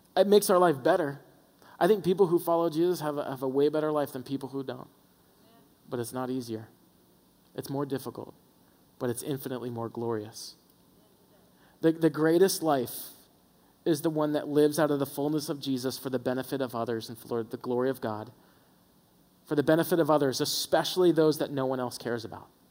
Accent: the South, United States; born or raised there

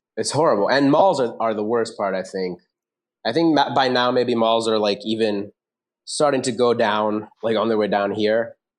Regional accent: United States; moved away as an adult; now in Pune, India; I am uh, like half Indian. I'm Indian American

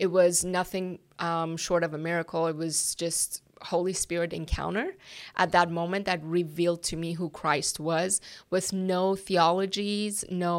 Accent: Iran; English is a second language; moved away as an adult; now in United States; Yes, and I was born and raised in Iran.

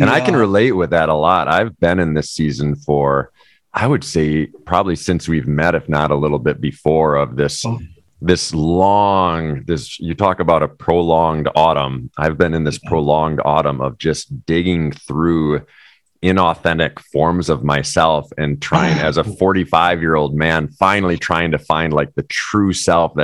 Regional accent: Wisconsin, United States; I was from Wisconsin

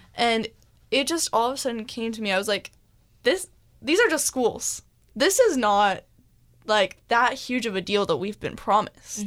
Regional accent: Mercer Island, Washington, United States; we are from Mercer Island, which is a really affluent area

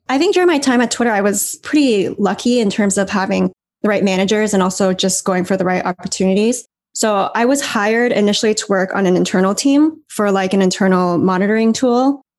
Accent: Canada; moved away as an adult; also born or lived in San Francisco; now in Taipei, Taiwan; growing up in Canada

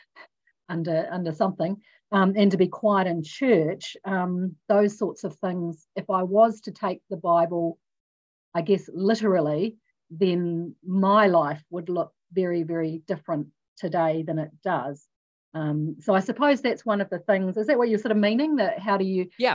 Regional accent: New Zealand; also born or lived in Australia; being a New Zealander, being in New Zealand, having also trained in the Salvation Army in Australia

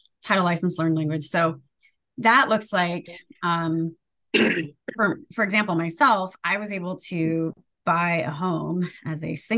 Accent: Sacramento, California, United States; I grew up in Sacramento, California

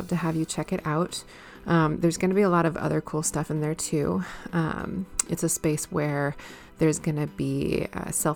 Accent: Minnesota, United States; moved away; I'm from Minnesota

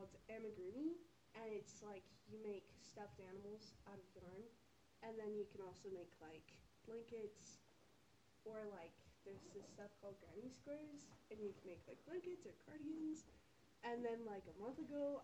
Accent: Brigham City, Utah, United States; also born or lived in Salt Lake City, Utah; I'm here from Brigham City. I've lived here my whole life.

